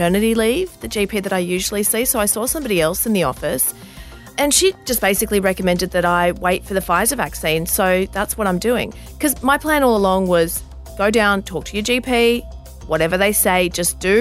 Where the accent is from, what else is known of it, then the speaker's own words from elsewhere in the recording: Bankstown, New South Wales, Australia; I grew up in that area. I grew up in Bankstown.